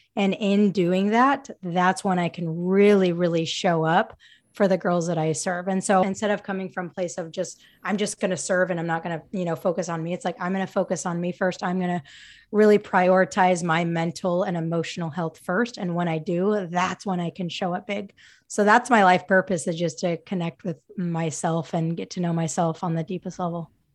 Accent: Utah, United States; transferred, um, back to my, my home state, Utah State

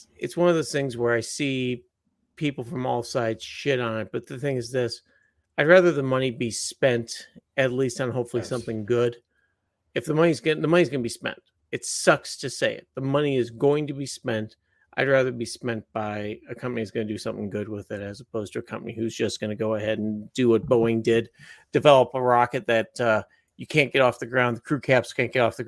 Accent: Chicago, Illinois, United States; now in Fort Wayne, United States; I grew up in Chicago. I've been a Bears fan all my life

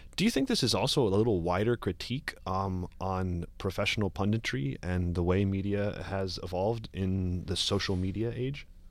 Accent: Cincinnati, Ohio, United States; moved away as an adult; now in New York, United States; I grew up in, uh, Cincinnati, Ohio

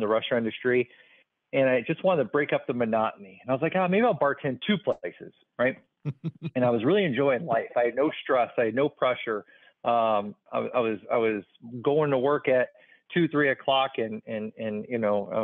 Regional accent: Chicago, Illinois, United States; moved away as an adult; also born or lived in Pearl Harbor, Hawaii; now in Columbus, United States; I was born and raised in Chicago, Illinois

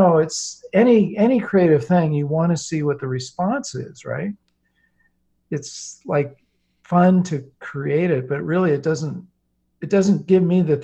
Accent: Silicon Valley, California, United States; I grew up in Silicon Valley long before it was called Silicon Valley.

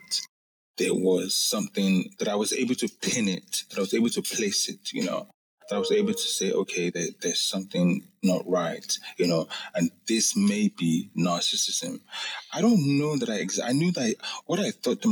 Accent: Lagos, Nigeria; I grew up in Lagos, Nigeria

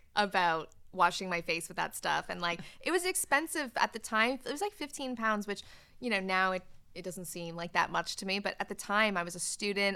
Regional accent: Canada; moved away as an adult; now in United Kingdom; I'm not from the U K. I'm Canadian. I was born in Canada, and I moved to the U K when I was nineteen

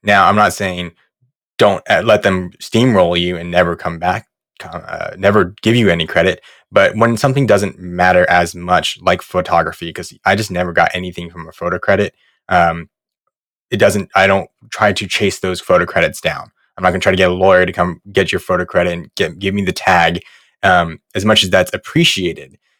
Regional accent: right outside of Los Angeles, Southern California, United States; moved away as an adult; also born or lived in New York; grew up in Southern California, right outside of L

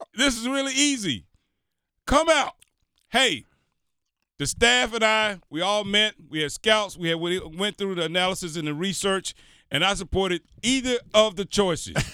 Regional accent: the South, United States; moved away; I grew up in the South

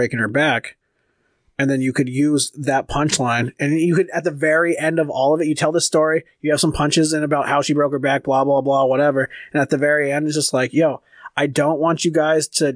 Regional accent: California, United States; now in Minnesota, United States; I'm from California, too

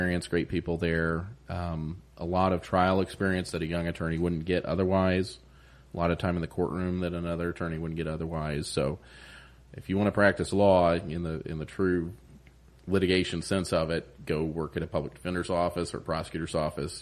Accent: Upland, Indiana, United States; now in New Castle, United States; I'm from Upland originally

